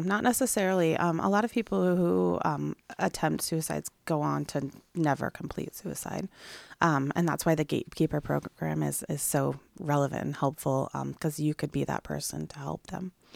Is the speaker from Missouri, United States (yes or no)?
no; Sequim, Washington, United States; now in Clatsop County, United States; I'm from Squim, Washington, so similar climates